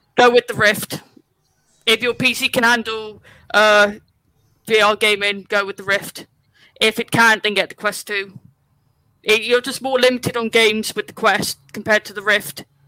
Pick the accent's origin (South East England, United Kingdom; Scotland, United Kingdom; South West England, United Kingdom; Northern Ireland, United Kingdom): South West England, United Kingdom; West Country; moved away; I'm originally from the West Country, so anytime I watch something over there, my accent comes out.